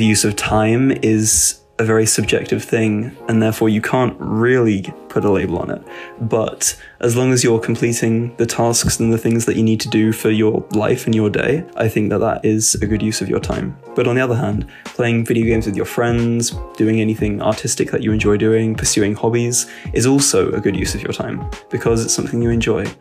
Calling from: England, United Kingdom; I'm calling from England

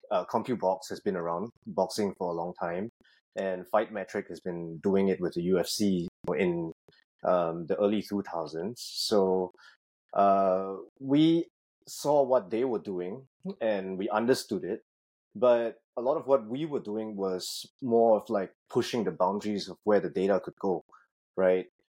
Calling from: Singapore; Currently at home in Singapore, so I'm taking this call 12 hours ahead of you.

